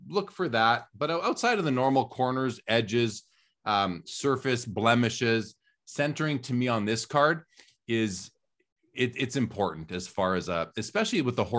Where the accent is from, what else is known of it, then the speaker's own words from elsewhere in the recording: Winnipeg, Manitoba, Canada; I'm talking in my mid-teens, growing up in Winnipeg in Canada, going into the LCS.